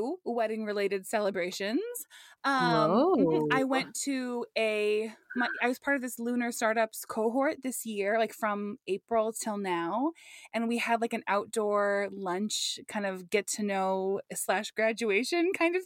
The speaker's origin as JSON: {"language": "English", "town": "La Crescent", "region": "Minnesota", "country": "United States", "tie": "born or raised there", "moved": "yes", "said": "the La Crescent, Minnesota area where I'm from"}